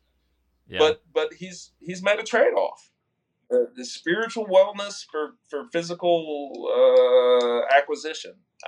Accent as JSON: {"language": "English", "region": "South Texas", "country": "United States", "said": "I'm from South Texas, which is, you know, it's an optimistic place"}